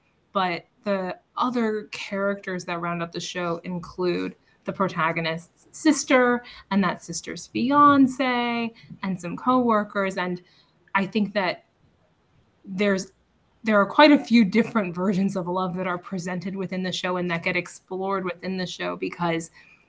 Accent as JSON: {"language": "English", "region": "Illinois", "country": "United States", "said": "I'm from Illinois, so I relate to you spiritually."}